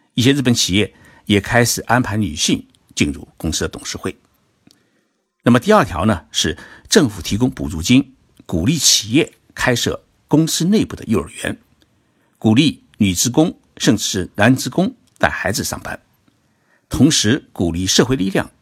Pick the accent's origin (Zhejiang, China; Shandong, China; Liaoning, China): Zhejiang, China; Zhoushan; now in Tokyo, Japan; 我回了舟山老家